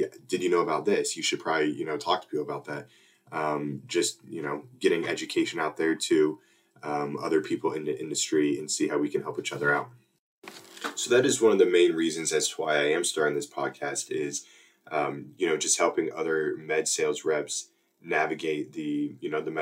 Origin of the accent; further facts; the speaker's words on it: Warsaw, Indiana, United States; Growing up in Warsaw, Indiana, like I mentioned, orthopedic capital